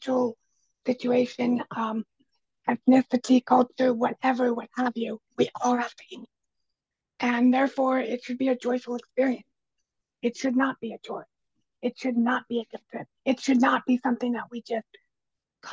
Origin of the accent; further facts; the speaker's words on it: United States; I'm actually first generation mainland in my family.